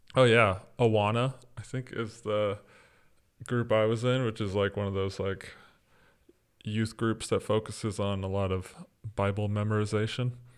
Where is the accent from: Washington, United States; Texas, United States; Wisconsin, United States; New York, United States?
Texas, United States; East; moved away as an adult; now in Orlando, United States; I grew up in East Texas, as you said, um, on the campus of a ministry